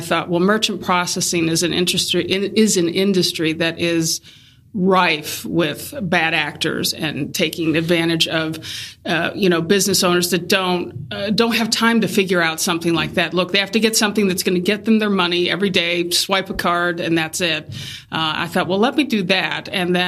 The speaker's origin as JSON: {"language": "English", "region": "Ohio", "country": "United States", "said": "We're from Ohio. So so I picked Columbus because it was just a good in-between space for both family."}